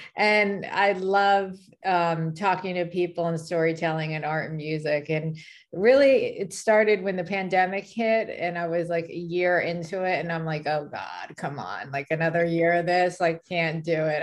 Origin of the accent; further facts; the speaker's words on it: California, United States; now in Dallas, United States; I'm originally from California